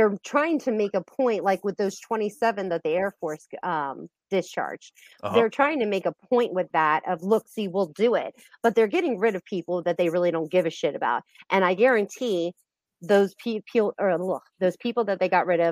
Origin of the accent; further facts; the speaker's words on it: Space Coast of Florida, United States; I'm actually from the Space Coast of Florida